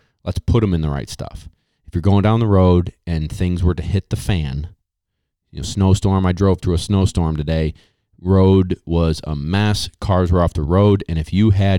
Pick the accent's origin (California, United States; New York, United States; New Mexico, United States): New York, United States; Syracuse; I'm from Syracuse, New York